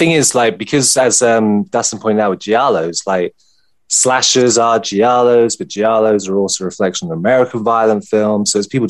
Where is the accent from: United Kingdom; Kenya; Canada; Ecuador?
United Kingdom; I'm British